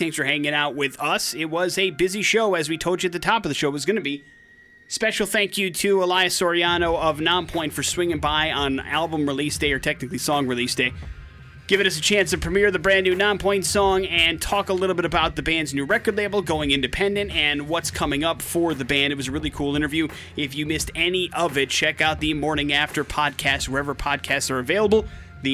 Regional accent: Wisconsin, United States; I grew up in Wisconsin.

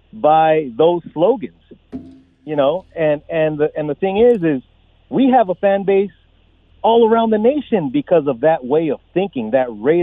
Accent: Las Vegas, Nevada, United States; also born or lived in Los Angeles, California; I was born in L.A. back in 83. We moved over here to Vegas back in 91.

